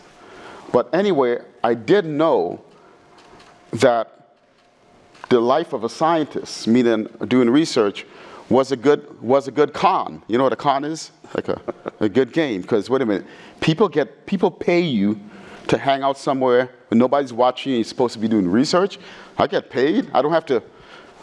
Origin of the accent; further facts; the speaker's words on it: New York City, New York, United States; growing up in the Bronx